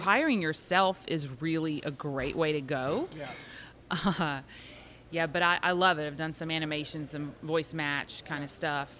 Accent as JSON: {"language": "English", "town": "Lake Charles", "region": "Louisiana", "country": "United States", "tie": "born or raised there", "also_born_or_lived": "Los Angeles", "moved": "as an adult", "said": "I grew up in Louisiana. I grew up in Lake Charles, and when I was 19, almost 20, I decided to move"}